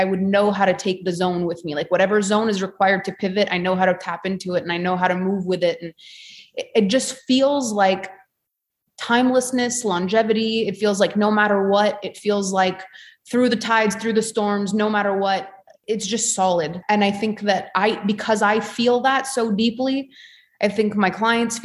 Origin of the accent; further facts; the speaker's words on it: Canada; being Canadian and all the politics and everything that have happened here